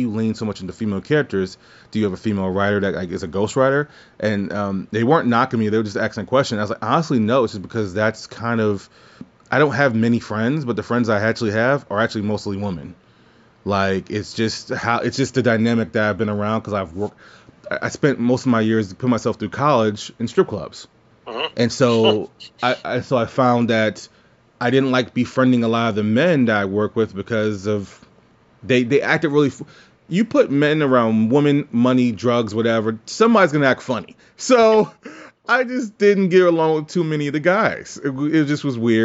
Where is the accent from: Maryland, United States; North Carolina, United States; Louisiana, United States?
Louisiana, United States; New Orleans; moved away; I'm actually from New Orleans